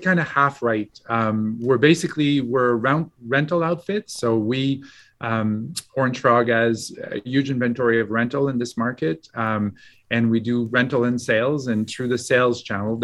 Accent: Quebec, Canada; moved away as an adult; also born or lived in Montreal, Canada / Alberta, Canada; now in Calgary, Canada; I tell people I'm from Alberta, but I was born and raised in Quebec

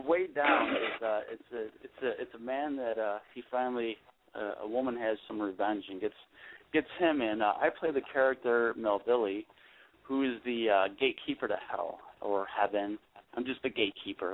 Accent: Buffalo, New York, United States; I'm born and raised in Buffalo, but I've been I actually I've been stationed in Central New York and then um a couple other spots in New York.

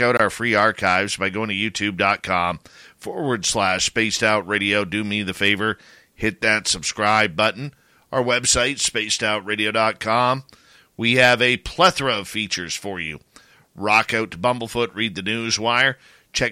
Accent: Abbotsford, British Columbia, Canada; my hometown of Abbotsford, British Columbia

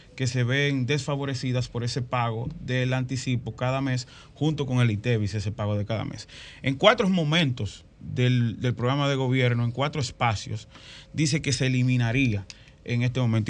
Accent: San Cristóbal, Dominican Republic; al lado donde yo nací, que es el sector de Villa Valdés en San Cristóbal

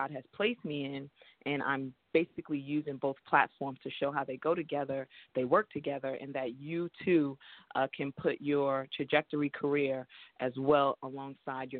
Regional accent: New York City, New York, United States; I was born in Brooklyn, New York, Flatbush to be exact.

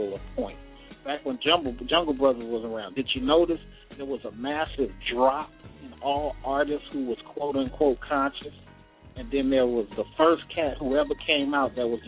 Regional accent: West Coast, United States; I'm from the West Coast

